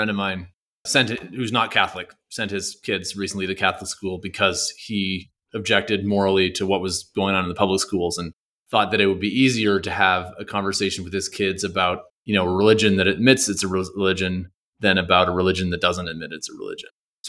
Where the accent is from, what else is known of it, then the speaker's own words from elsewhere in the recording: Canada; So I'm a Canadian. I moved here being kind of like pretty convinced by the, you know, public schools only kind of model.